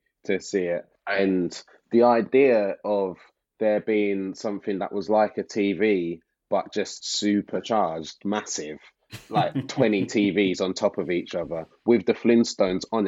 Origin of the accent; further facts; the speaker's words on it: London, United Kingdom; I grew up in Walthamstow